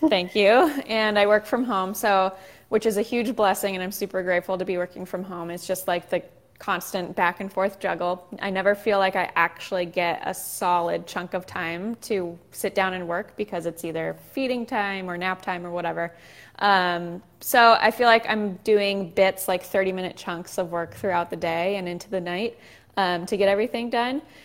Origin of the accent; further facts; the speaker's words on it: Southern California, United States; also born or lived in Chicago; we moved from Chicago back home to Southern California